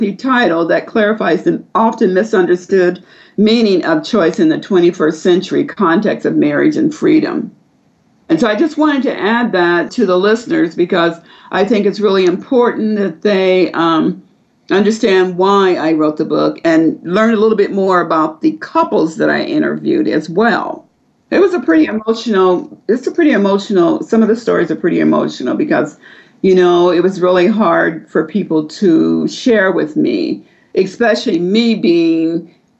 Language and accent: English; Vandalia, Missouri, United States; also born or lived in Springfield, Illinois; I was born in Springfield, Illinois. However, I grew up in Vandalia, Missouri